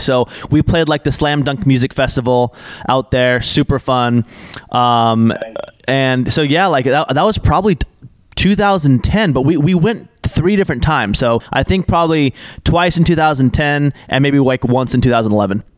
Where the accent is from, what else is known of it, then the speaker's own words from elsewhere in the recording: Portland, Oregon, United States; now in Los Angeles, United States; I grew up in Portland, Oregon